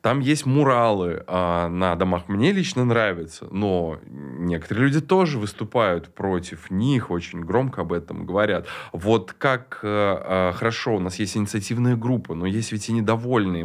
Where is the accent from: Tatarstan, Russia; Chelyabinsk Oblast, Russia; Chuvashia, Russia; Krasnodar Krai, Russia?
Tatarstan, Russia; Kazan; Я родился в Суконной Слободе